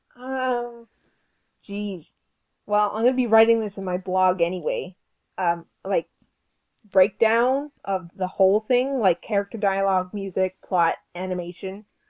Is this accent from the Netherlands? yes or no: no; Canada; We're Canadian.